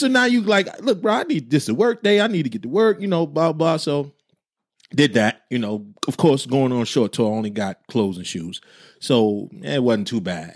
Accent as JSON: {"language": "English", "region": "New Jersey", "country": "United States", "said": "I'm from Jersey"}